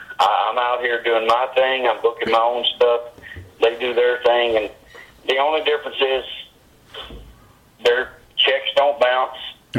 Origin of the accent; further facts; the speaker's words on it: Bolivar, Tennessee, United States; also born or lived in Memphis, Tennessee / Calgary, Canada; now in Phoenix, United States; I was born in Bolivar, Tennessee.